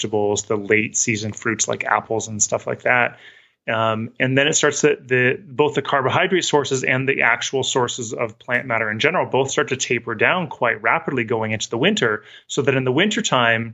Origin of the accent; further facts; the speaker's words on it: Western Canada, Canada; moved away as an adult; also born or lived in New England / Midwest; now in Salt Lake City, United States; I grew up in Western Canada. I'd moved to New England. I'd moved to the Midwest, eventually ended up in Salt Lake City.